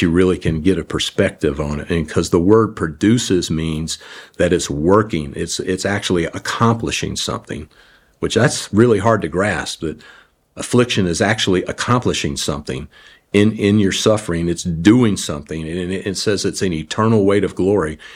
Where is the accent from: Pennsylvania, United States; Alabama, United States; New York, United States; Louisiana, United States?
Louisiana, United States; New Orleans; moved away; I grew up in New Orleans.